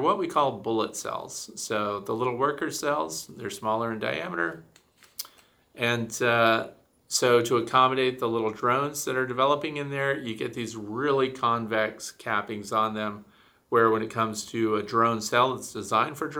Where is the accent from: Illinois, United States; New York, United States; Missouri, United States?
Missouri, United States; moved away; I'm from Missouri originally, which is the show me state